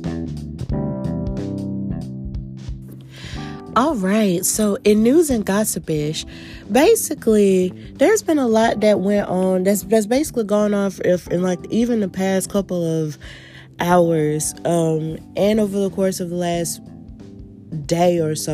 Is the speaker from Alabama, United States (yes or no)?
yes; Birmingham, Alabama, United States; Birmingham, Alabama, my hometown